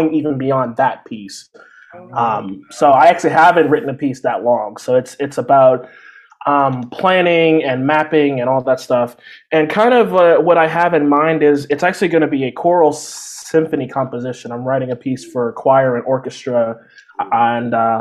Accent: Texas, United States; I grew up like in Texas

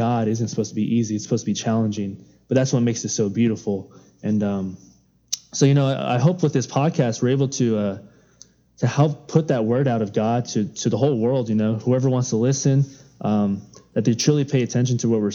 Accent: Upland, California, United States; I'm from Upland, California.

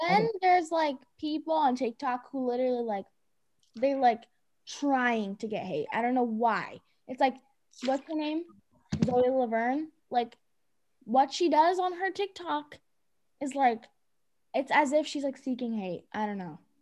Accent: Cambridge, Massachusetts, United States; I was born in Cambridge, Massachusetts

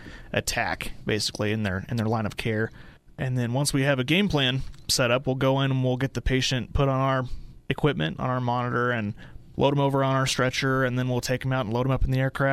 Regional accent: Dalhart, Texas, United States; also born or lived in Amarillo, Texas; I'm from Dalhart. I grew up here

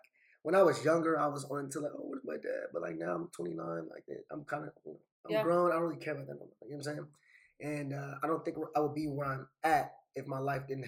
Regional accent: Los Angeles, California, United States; I'm from Los Angeles.

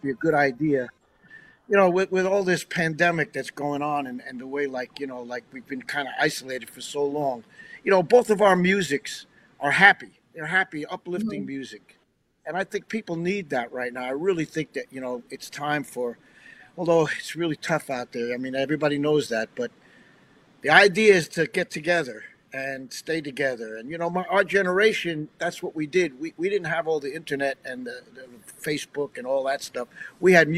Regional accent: New York City or near New York City, United States; now in Nashville, United States; we had the good fortune growing up in New York City or near New York City

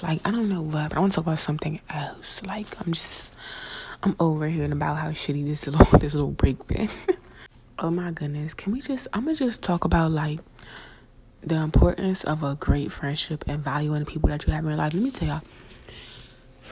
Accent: South Carolina, United States; I grew up in South Carolina

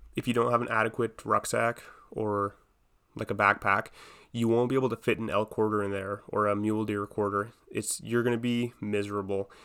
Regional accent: Edmonton, Alberta, Canada; I'm from Edmonton

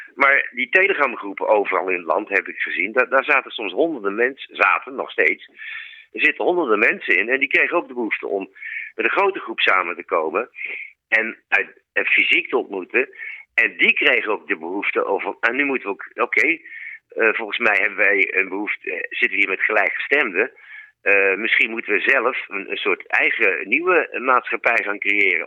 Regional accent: Utrecht, Netherlands; Ik kom dan zelf uit Utrecht, daar heb ik het zien ontstaan

